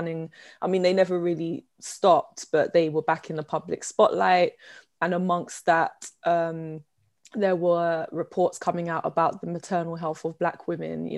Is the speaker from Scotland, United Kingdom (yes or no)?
no; London, United Kingdom; I come from Southeast London. I was born and bred.